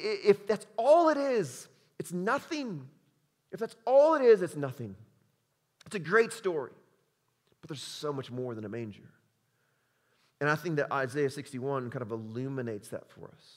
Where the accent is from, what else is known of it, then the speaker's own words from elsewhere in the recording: Chicago, Illinois, United States; moved away as an adult; now in Utah, United States; I'm from Chicago